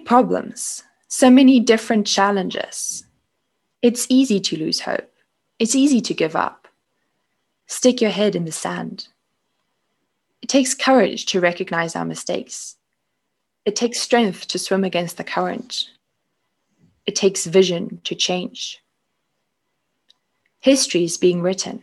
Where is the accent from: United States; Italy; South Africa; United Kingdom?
South Africa; Cape Town, Western Cape; also born or lived in Germany; I was born in Germany, but then my family moved to Cape Town, South Africa